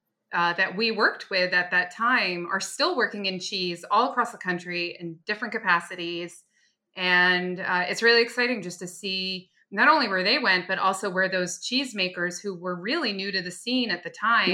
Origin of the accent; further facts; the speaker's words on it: New York City, New York, United States; born there; And I was born in Greenwich Village and we lived on Bleecker Street.